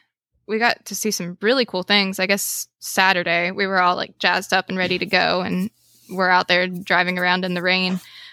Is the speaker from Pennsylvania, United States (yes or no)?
no; West Virginia, United States; from West Virginia. I've lived here just about my whole life.